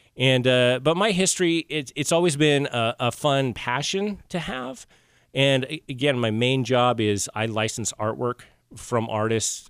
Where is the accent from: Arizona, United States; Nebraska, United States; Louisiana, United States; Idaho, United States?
Idaho, United States; Rexburg; moved away; also born or lived in Maine; I'm originally from Idaho